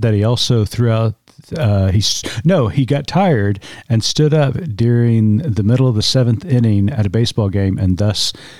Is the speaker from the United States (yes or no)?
yes; United States; Because we're American and we're not British.